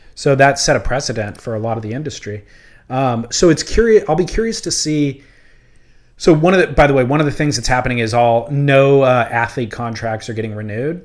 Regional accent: Huntington Beach, California, United States; I grew up surfing in Huntington Beach

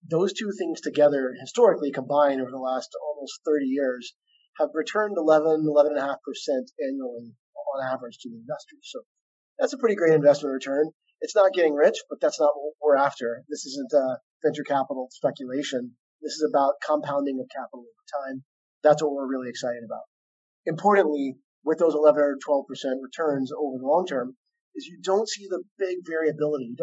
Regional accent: Arkansas, United States; also born or lived in San Francisco; I grew up here in Arkansas in a farming family. So I've grown up around farmland.

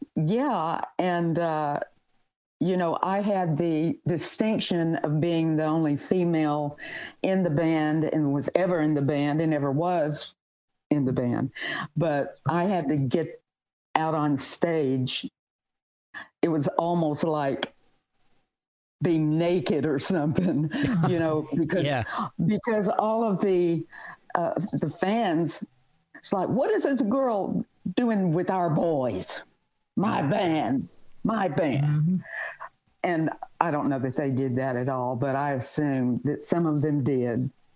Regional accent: the South, United States; moved away as an adult; been in the South and really not gone a lot of places out of my stomping grounds

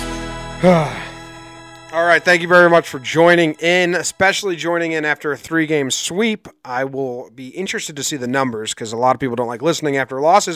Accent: United States; also born or lived in Connecticut; I'm originally from New Jersey and Connecticut areas

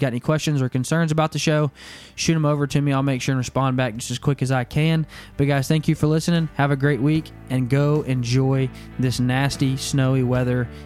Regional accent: Arkansas, United States; now in Kansas, United States; growing up in Arkansas and then only being here in Kansas for five years now

